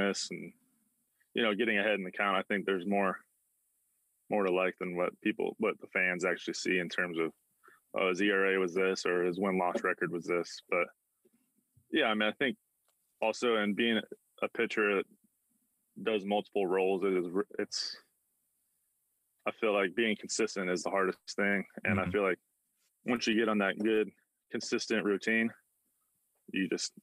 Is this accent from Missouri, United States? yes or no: no; Southern California, United States; moved away as an adult; also born or lived in Tampa; I grew up kind of a Ducks fan. We'd go to games occasionally in Southern California.